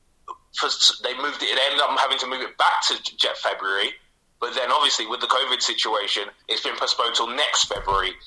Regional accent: London, United Kingdom; moved away as an adult; now in South Norwood, London, United Kingdom; I grew up in Camden, obviously, so I was fairly close to Arsenal.

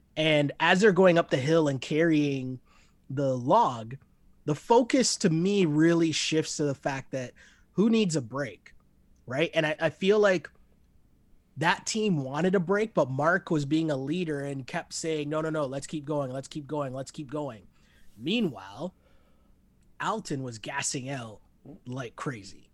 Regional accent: Toronto, Ontario, Canada; we're both from Toronto

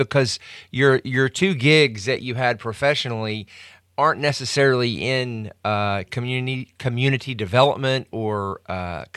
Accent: Memphis, Tennessee, United States; moved away; also born or lived in Fort Worth; I went to high school in Fort Worth and I'm from Memphis.

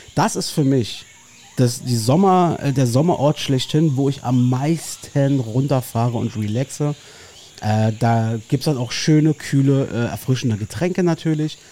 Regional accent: Berlin, Germany; ich verlasse meine Heimat einfach sehr ungern offensichtlich. Ähm, du bleibst in Marzahn

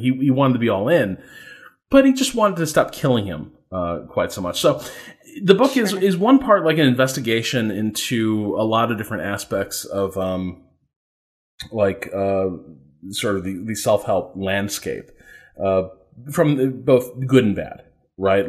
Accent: a suburb of Chicago in Indiana, United States; I'm from like in, uh, a suburb of Chicago in, in Indiana

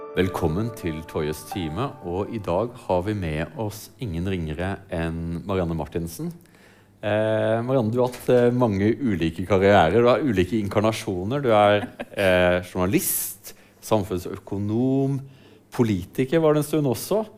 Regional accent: Sørlandet, Norway; Jeg vokste opp på Sørlandet

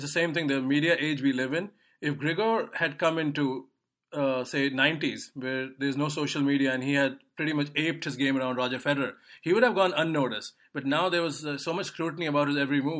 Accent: India; we are from India

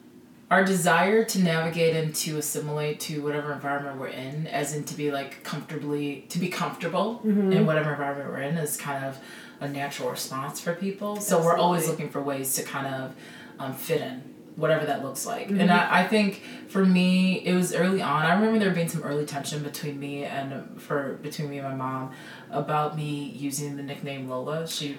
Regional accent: Nigeria; I feel really comfortable being like, I am a Nigerian woman, you know.

